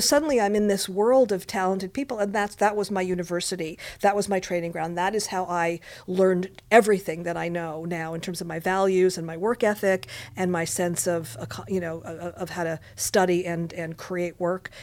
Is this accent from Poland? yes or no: no; Montreal, Quebec, Canada; now in Los Angeles, United States; I was, uh, born and raised in Montreal, Quebec, Canada